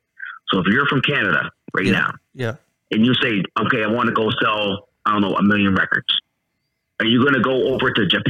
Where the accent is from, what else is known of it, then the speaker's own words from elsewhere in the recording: England, United Kingdom; I'm English, whatever it is.